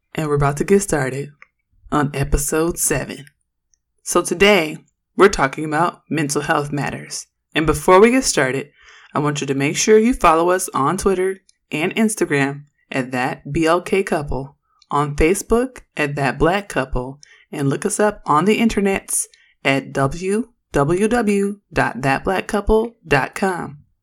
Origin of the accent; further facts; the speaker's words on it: Oakland, California, United States; I'm from Oakland